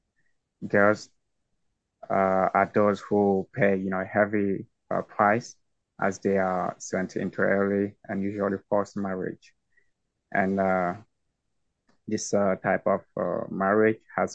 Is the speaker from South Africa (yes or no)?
no; far north region of Cameroon, Cameroon; My community, first of all, is located in the far north region of the Republic of Cameroon